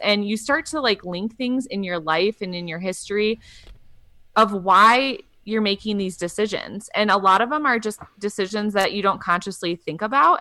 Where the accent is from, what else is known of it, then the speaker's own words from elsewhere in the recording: Wisconsin, United States; I'm from Wisconsin